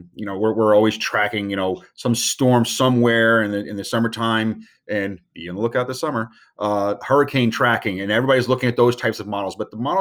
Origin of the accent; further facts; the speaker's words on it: Virginia Beach, Virginia, United States; I grew up in Virginia Beach, Virginia.